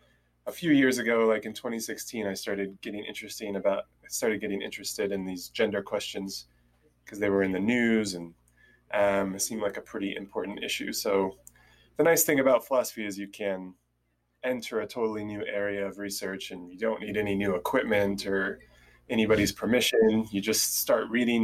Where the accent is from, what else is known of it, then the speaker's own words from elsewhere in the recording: Southern California, United States; I'm originally from Southern California, and that's where I live now